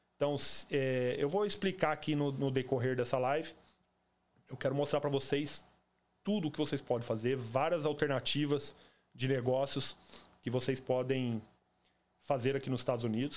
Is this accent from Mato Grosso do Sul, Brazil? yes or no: yes; Campo Grande, Mato Grosso do Sul, Brazil; moved away as an adult; also born or lived in Cuiabá, Mato Grosso; now in Orlando, United States; Eu sou nascido e criado no Jardim Panamá, em Campo Grande